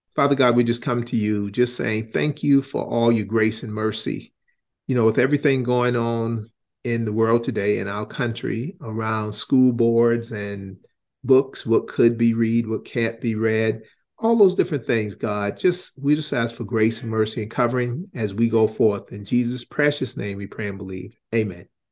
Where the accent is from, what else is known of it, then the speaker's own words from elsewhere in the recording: Charleston, South Carolina, United States; I grew up in Charleston, South Carolina, public housing, single mom